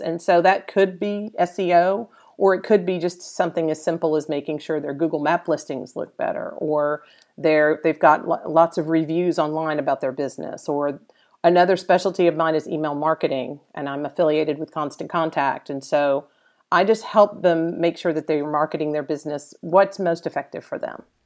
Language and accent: English; Dallas, Texas, United States; a Dallas native. I'm originally from Dallas.